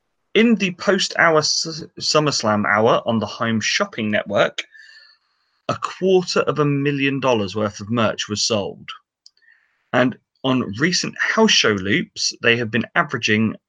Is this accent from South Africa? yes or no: no; England, United Kingdom; we're English